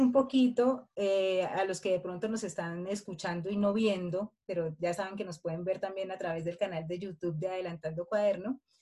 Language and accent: Spanish; Colombia; nosotras somos unas mujeres colombianas